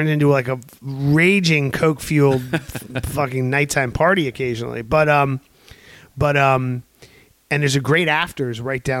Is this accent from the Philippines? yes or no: no; New York City, New York, United States; my hometown of New York